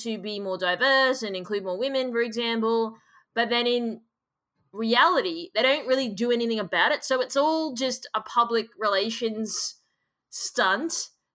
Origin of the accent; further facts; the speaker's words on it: Australia; as an Australian person